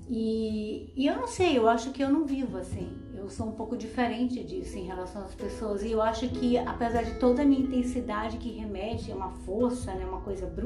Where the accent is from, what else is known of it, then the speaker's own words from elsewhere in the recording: Bahia, Brazil; moved away; also born or lived in Paranaguá; quando eu saí da Bahia, que eu fui morar no sul, lá em Paranaguá, quando eu fui morar com a minha tia